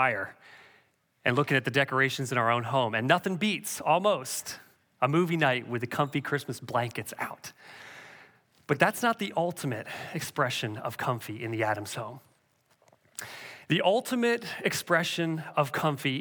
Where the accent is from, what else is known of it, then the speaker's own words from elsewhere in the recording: Canada; Growing up in Canada, we had a big wood-burning, pot-belly stove